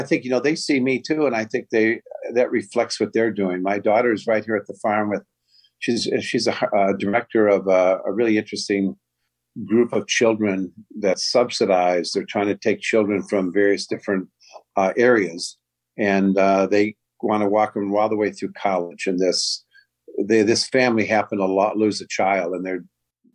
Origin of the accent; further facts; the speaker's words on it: Chicago, Illinois, United States; moved away as an adult; also born or lived in South Holland, Illinois / Northwest Indiana; now in Indiana, United States; I was born in Chicago, then ended up in a community in the south suburbs, South Holland. But I've had a home out in Indiana since 1981